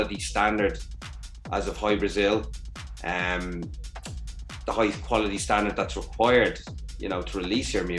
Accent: Ireland; also born or lived in Dublin; embrace me as your Detroit brother from Ireland

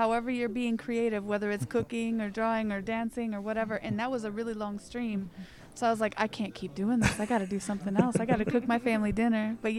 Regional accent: Detroit, Michigan, United States; now in Flint, United States; I was born and raised in Detroit, but I now live in Flint, Michigan

